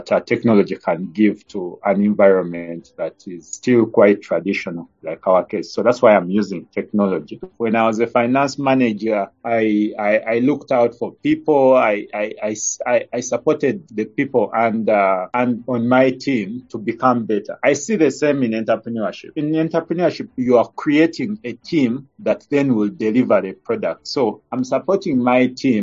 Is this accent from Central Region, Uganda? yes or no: yes; Kajjansi, Central Region, Uganda; I'm a Ugandan. I've grown up here. I was born in Kajansi, just outside Kampala